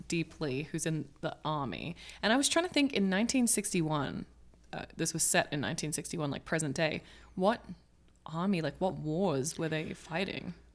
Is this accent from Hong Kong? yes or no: yes; Hong Kong; now in Los Angeles, United States; growing up in Hong Kong